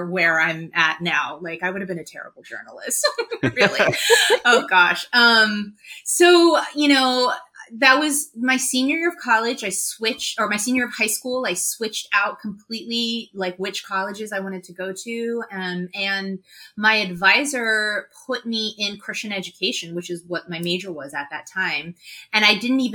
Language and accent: English; New York, United States; also born or lived in Los Angeles, California; when my parents got divorced, when I was 9 and we moved from Los Angeles to New York